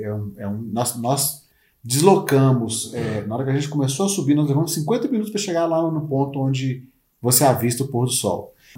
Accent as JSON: {"language": "Portuguese", "region": "north of Minas Gerais", "country": "Brazil", "tie": "born or raised there", "said": "eu sou do norte de Minas. E como eu cresci naquela região"}